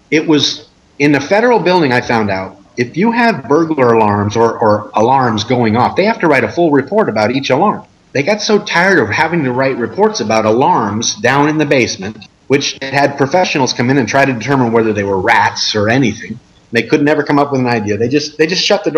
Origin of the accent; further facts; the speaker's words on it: United States; as an American